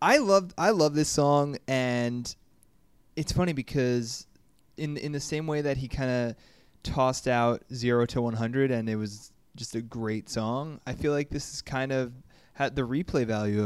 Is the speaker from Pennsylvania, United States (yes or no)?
yes; outside of Philadelphia, Pennsylvania, United States; Well, I'm from outside of Philly. Very close to Philly.